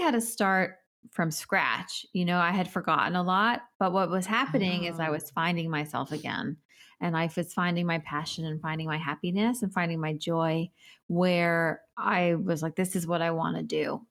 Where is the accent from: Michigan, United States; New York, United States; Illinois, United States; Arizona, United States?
New York, United States; New York City; I am a New Yorker. I grew up in New York